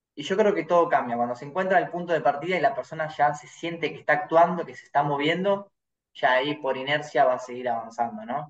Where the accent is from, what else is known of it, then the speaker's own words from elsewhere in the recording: Argentina; soy argentino y tomo mate